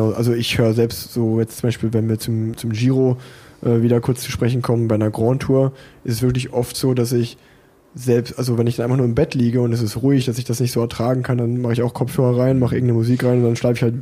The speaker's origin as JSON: {"language": "German", "town": "Unna", "region": "North Rhine-Westphalia", "country": "Germany", "tie": "born there", "lives_now": "Cologne, Germany", "said": "Ich meine, als gebürtiger Uneraner, das liegt ja eigentlich äh"}